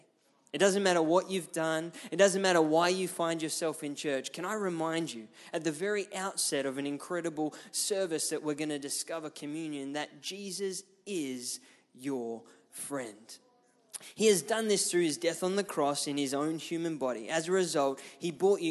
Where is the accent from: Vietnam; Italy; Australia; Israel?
Australia; Ipswich, Queensland; I grew up in Ipswich, which is just west of Brisbane